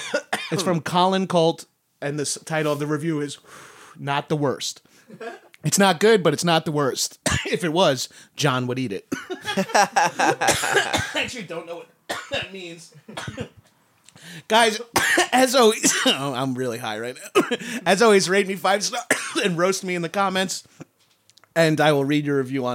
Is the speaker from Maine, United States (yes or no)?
no; Long Island, New York, United States; this might be the first time I've talked about being from Long Island.